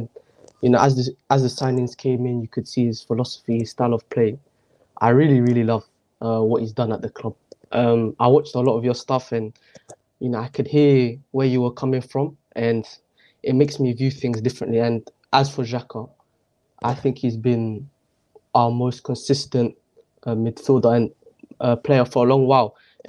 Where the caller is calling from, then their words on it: Milton Keynes, South East England, United Kingdom; From England, MK, Milton Keynes.